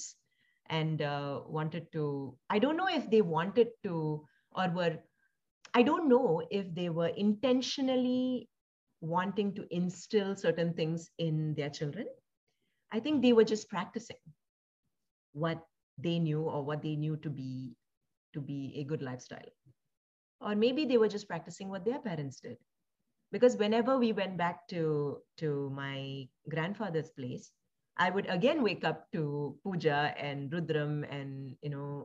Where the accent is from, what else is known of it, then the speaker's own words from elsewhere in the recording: Singapore; also born or lived in India / Palakkad, Kerala, India; so I was also born in India, and I grew up in Singapore.